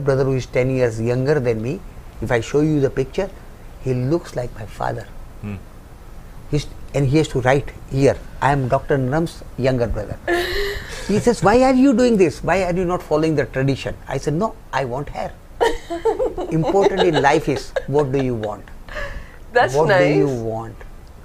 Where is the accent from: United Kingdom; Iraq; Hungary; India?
India; I am an Indian boy.